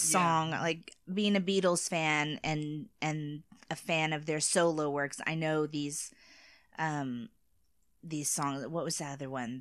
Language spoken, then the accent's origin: English; United States; as an American